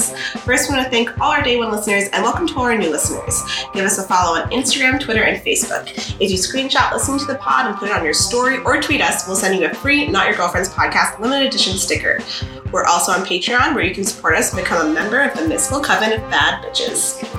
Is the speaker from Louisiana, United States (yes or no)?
no; New York, United States; We met in New York in like high school. So everyone from the party is from New York.